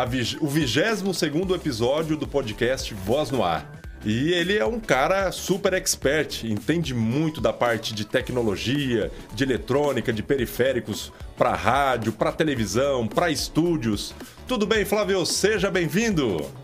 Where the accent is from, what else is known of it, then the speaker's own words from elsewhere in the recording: São Paulo, Brazil; also born or lived in Fernandópolis; Eu sou paulistano mesmo.